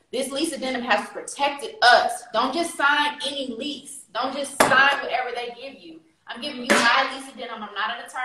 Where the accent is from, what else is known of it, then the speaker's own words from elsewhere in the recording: Richmond, California, United States; I'm from California